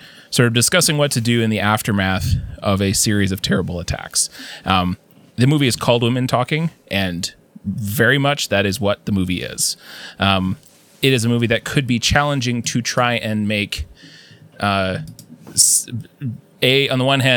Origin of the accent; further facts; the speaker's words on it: Canada; a Canadian of a certain age